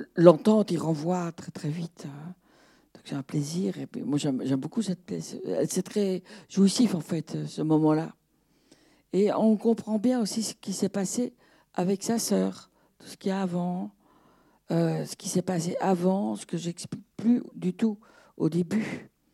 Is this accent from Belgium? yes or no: yes; Brussels, Brussels-Capital Region, Belgium; moi je suis belge, j'habitais Bruxelles, enfin, bruxelloise